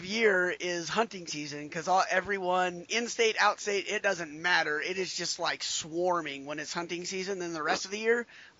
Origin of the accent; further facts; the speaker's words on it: Wyoming, United States; I grew up in Wyoming.